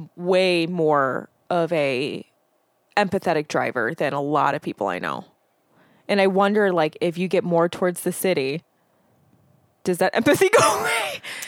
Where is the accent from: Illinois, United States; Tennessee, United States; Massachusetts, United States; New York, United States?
Illinois, United States; Chicago; moved away as an adult; now in Wisconsin, United States; where we grew up, again, being more Chicagoan